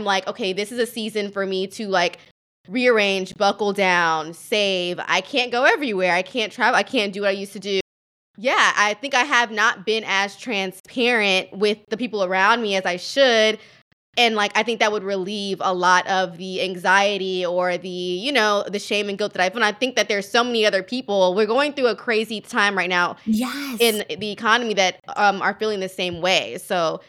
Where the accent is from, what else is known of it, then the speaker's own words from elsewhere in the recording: the South, United States; now in New York, United States; I'm from the South